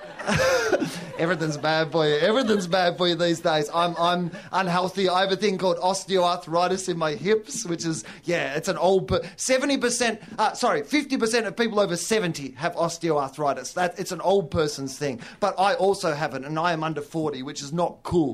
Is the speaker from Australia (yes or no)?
yes; Australia; I'm from Australia